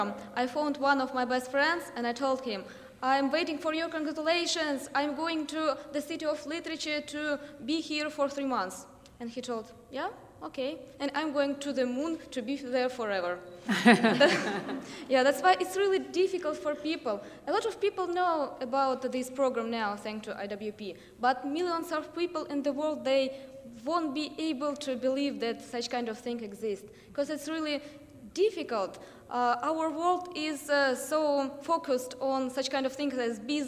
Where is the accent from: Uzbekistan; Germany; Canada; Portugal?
Uzbekistan; Tashkent; I'm from Tashkent, it's the capital of Uzbekistan.